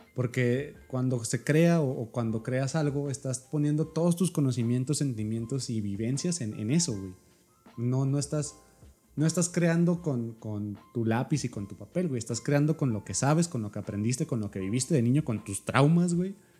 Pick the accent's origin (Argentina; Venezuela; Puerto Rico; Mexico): Mexico; nosotros somos mexicanos